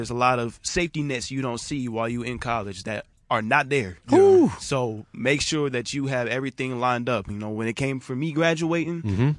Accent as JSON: {"language": "English", "town": "Columbia", "region": "Missouri", "country": "United States", "moved": "yes", "lives_now": "Chicago, United States", "said": "I'm from Columbia, Missouri."}